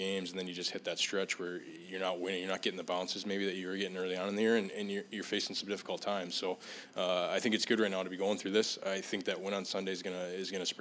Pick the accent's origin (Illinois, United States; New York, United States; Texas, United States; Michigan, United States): Michigan, United States; moved away; growing up in Michigan